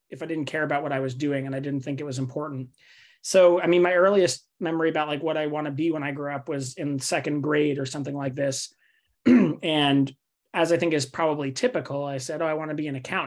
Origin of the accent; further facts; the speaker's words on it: New York City, New York, United States; moved away; also born or lived in Davis; I grew up in Staten Island, New York, which is the forgotten borough of New York City